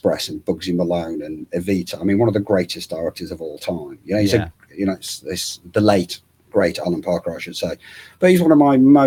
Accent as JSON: {"language": "English", "town": "Hull", "region": "Yorkshire and the Humber", "country": "United Kingdom", "said": "I'm from Hull. There's not a whole lot of media activity going on."}